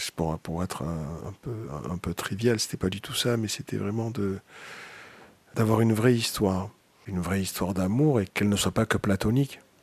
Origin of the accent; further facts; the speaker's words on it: Marseille, Provence-Alpes-Côte d'Azur, France; moved away as an adult; now in Paris, France; je viens de Marseille, où j'ai passé les 20 premières années de ma vie